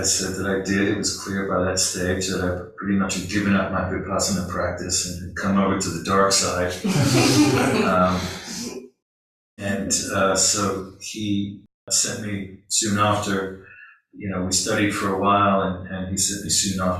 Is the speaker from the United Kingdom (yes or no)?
yes; London, United Kingdom; moved away; I grew up in London, and being a member of the working class, in England